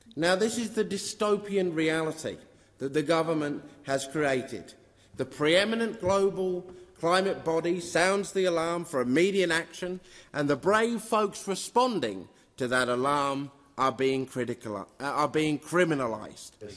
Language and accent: English; Western Australia, Australia; my home state of Western Australia